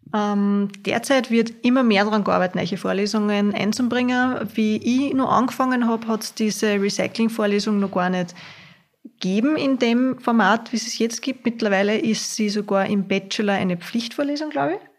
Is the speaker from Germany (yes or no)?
no; Hörsching, Upper Austria, Austria; Ich bin aus Hörsching